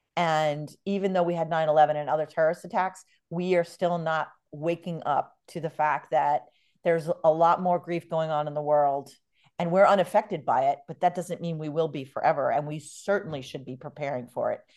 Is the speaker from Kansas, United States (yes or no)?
no; New York, United States; now in San Diego, United States; I grew up in New York